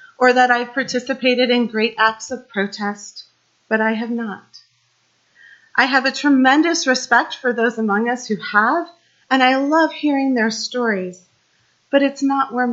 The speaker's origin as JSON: {"language": "English", "town": "Kansas City", "region": "Midwest", "country": "United States", "tie": "born or raised there", "said": "I grew up in the Midwest, just outside of Kansas City, in an area much like Leesburg."}